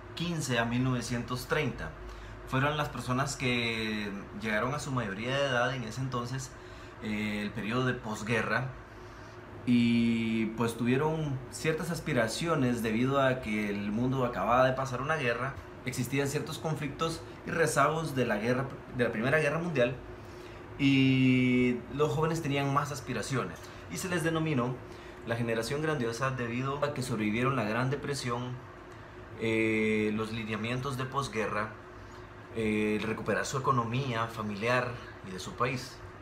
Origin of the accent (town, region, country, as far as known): Guatemala